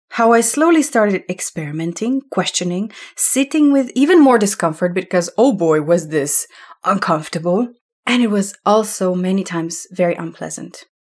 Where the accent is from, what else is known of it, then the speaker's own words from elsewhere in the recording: Slovenia; moved away as an adult; also born or lived in Amsterdam; I'm from Slovenia, that used to be socialistic country before when we were still part of Yugoslavia. And all of this context of where I was growing up